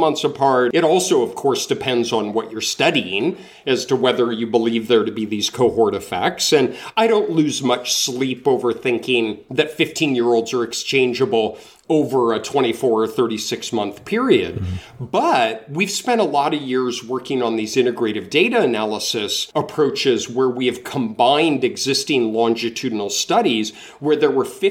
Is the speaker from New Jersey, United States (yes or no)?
no; Denver, Colorado, United States; moved away as an adult; now in North Carolina, United States; I'm from Denver. I grew up in Denver, and I go home to see my family a couple of times a year